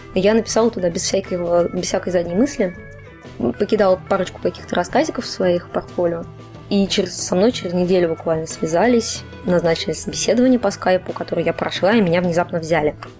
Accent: Cheboksary, Chuvash Republic, Russia; moved away as an adult; also born or lived in Saint Petersburg; я из Чебоксар, такой маленький город на Волге

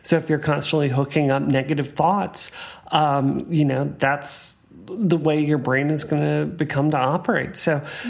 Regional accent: the South, United States; I grew up in the South

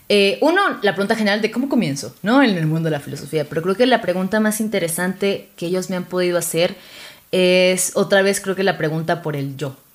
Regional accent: Venezuela; Yo soy de Venezuela. Sé que ya no se nota porque no tengo acento, pero.

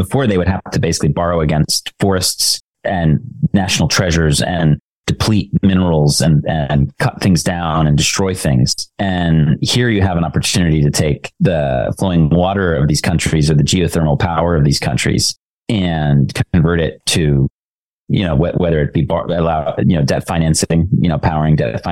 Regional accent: United States; being an American and being part of this tradition

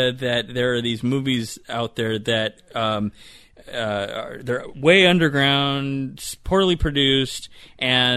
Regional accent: Torrance, California, United States; Todd and I grew up there in Torrance area

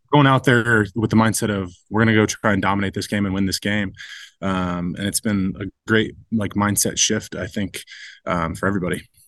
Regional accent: Ohio, United States; moved away as an adult; now in Detroit, United States; I grew up in Ohio

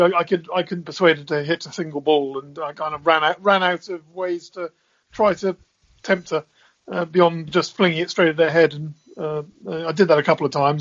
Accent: England, United Kingdom; as an Englishman

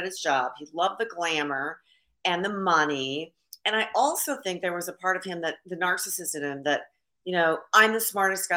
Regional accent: Seattle, Washington, United States; also born or lived in Australia; I was born here in the United States in Seattle

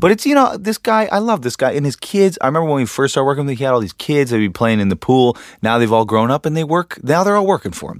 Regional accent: Canada; now in Los Angeles, United States; I'm from Canada

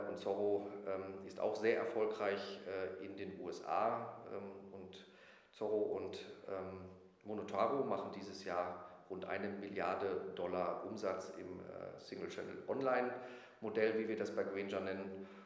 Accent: North Rhine-Westphalia, Germany; Äh, ich komme aus Ostwestfalen

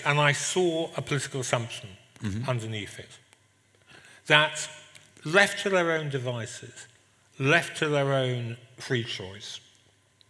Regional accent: England, United Kingdom; being English

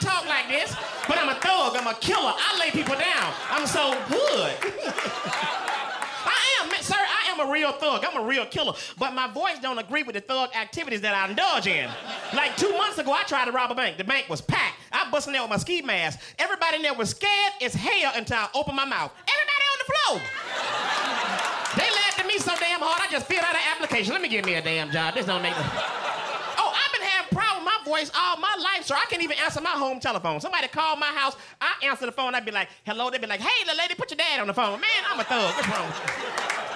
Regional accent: Tuscaloosa, Alabama, United States; I am from Tuscaloosa, Alabama

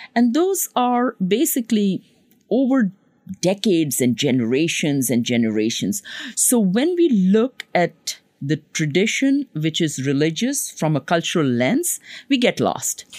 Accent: Pakistan; now in Long Island, United States; I come from Pakistan

